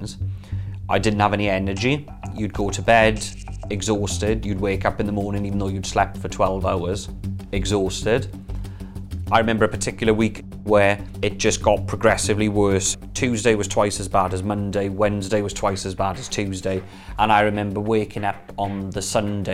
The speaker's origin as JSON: {"language": "English", "town": "Merthyr Tydfil", "region": "Wales", "country": "United Kingdom", "tie": "born or raised there", "also_born_or_lived": "Cardiff", "moved": "as an adult", "said": "So I'm from South Wales. I grew up in a town called Merthyr Tydfil, which is in the South Wales Valleys."}